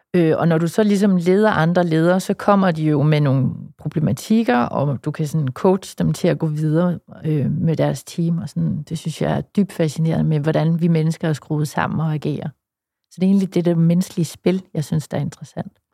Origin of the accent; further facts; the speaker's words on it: West Jutland, Central Denmark Region, Denmark; i Vestjylland, hvor jeg kommer fra